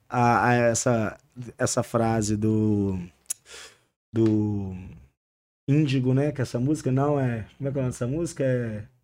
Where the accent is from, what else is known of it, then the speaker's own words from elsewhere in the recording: Santa Luzia, Minas Gerais, Brazil; Eu sou de Santa Luzia, eu sou da Zona Norte de BH.